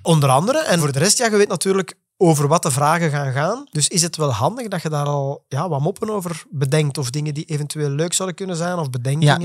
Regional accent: Flemish Brabant, Flanders, Belgium; accent: Flemish; Flemish-Brabant; door mijn Vlaams accent.

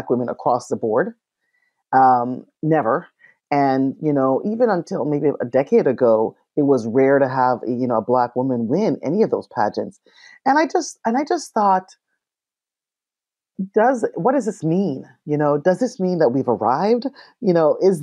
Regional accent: Canada; growing up in Canada

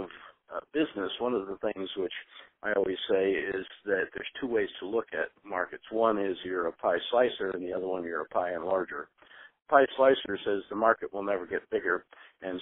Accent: Spokane, Washington, United States; now in San Francisco Bay Area, United States; I was originally from Spokane, Washington

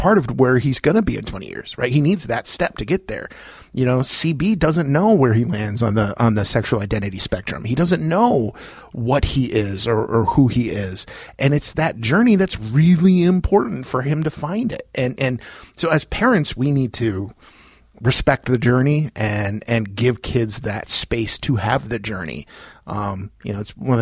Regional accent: Loves Park, Illinois, United States; also born or lived in Roscoe / Beloit / Rockford; I was born in Loves Park, lived in Roscoe, lived in Beloit, lived in Rockford. I live in Roscoe now, so all over the place.

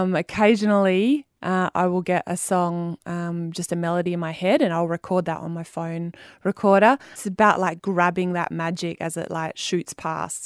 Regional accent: Wheatbelt, near Cunderdin, Western Australia, Australia; I grew up in the Wheat Belt out near Cundidon

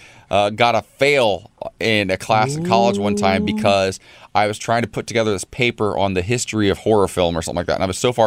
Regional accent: Northwest Ohio, United States; moved away; Northwest Ohio. It's the most Republican county in the state of Ohio. 86% of the people in my home county voted for Trump in 2016 over Hillary

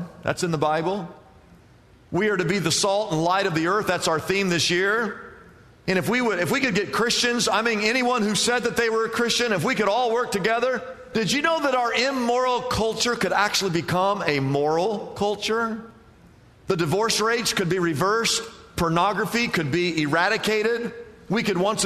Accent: Midwest, United States; now in California, United States; I grew up in the Midwest

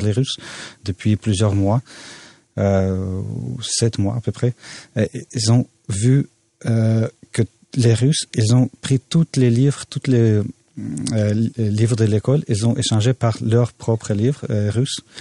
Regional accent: Odesa, Odesa Oblast, Ukraine; now in Canada; à Odessa, ma ville natale

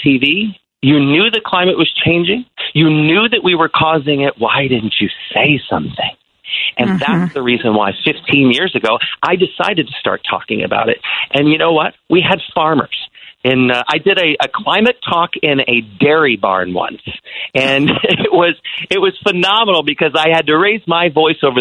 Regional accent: Rockford, Illinois, United States; also born or lived in Tyler, Texas / Quad Cities; I was growing up in Rockford, Illinois. It was a great place to grow up

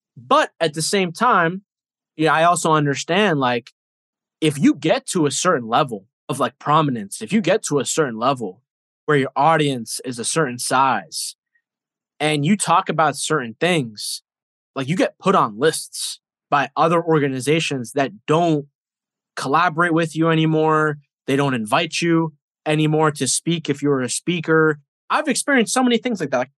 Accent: United States; I was born here in America, but I see it as someone who my DNA and my family comes from like a different country

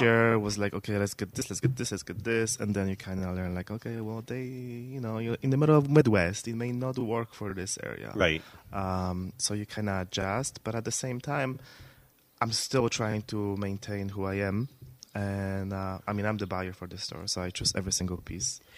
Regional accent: Poland; moved away as an adult; now in United States; I was born in Poland, uh-huh. and um, I came to the States in 2008.

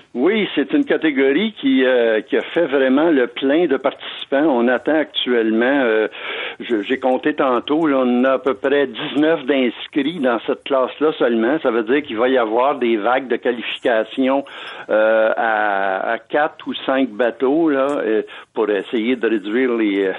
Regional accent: Canada; Chez nous, au Canada

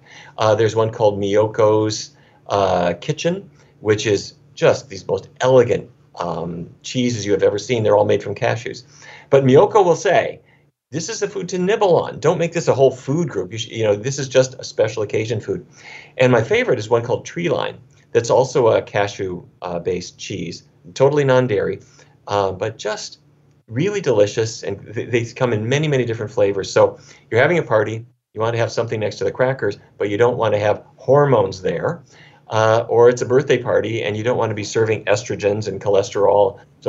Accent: Fargo, North Dakota, United States; When I was a kid growing up in Fargo, North Dakota

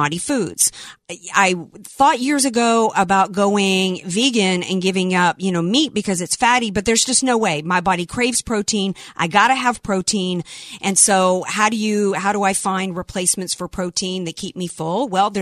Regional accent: the South, United States; I am a Southerner.

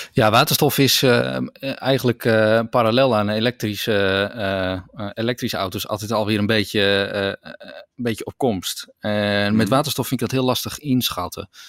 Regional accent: Netherlands; in Nederland zijn wij wel echt een, een voorloper

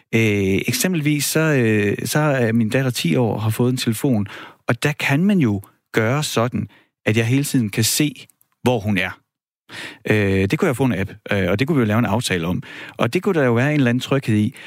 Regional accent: Horsens, Central Denmark Region, Denmark; jeg voksede op i Horsens

